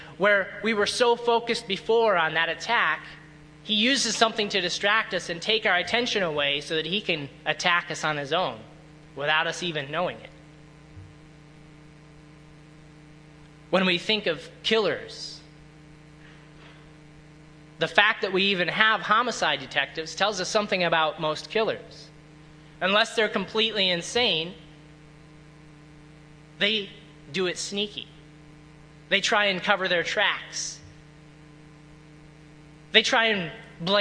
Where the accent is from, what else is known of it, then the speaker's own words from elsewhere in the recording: Illinois, United States; I grew up in Illinois for a good while